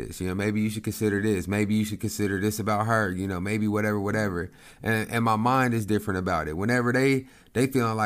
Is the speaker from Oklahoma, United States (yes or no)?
yes; Lawton, Oklahoma, United States; my hometown in Lawton.